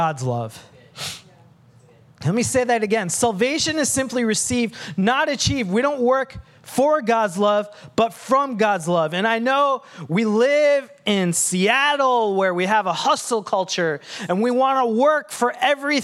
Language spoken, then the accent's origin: English; Sri Lanka; moved away; I have dark brown skin and I come from Sri Lanka